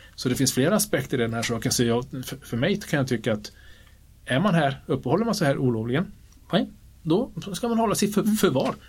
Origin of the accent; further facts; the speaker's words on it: Kiruna, Norrbotten County, Sweden; accent: Norrland; moved away as an adult; now in Stockholm, Sweden; Nu har jag bott här rätt länge men jag är uppvuxen i Kiruna